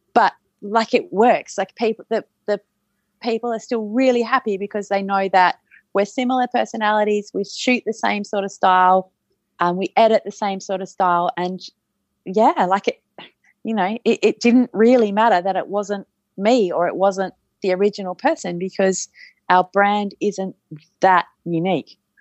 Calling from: Perth, Western Australia, Australia; I'm calling in from Perth in Western Australia

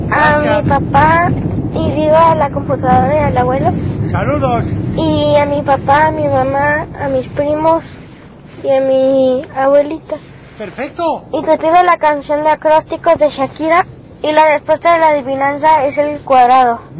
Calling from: Guadalajara, Jalisco, Mexico; de Guadalajara

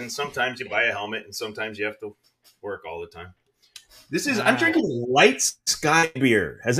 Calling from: Pennsylvania, United States; from Pennsylvania.

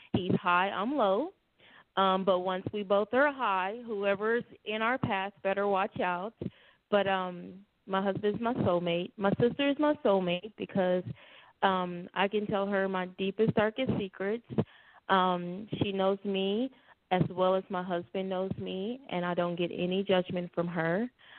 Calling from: Mesquite, Texas, United States; So we are calling in from Mesquite.

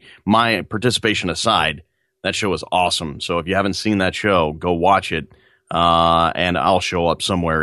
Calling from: New York, United States; I am just outside New York City right now, sitting in a chair, and there's a lawnmower outside, so it's very bucolic.

